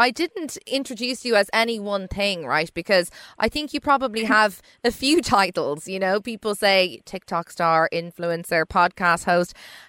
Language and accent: English; Dublin, Leinster, Ireland; I'm from Dublin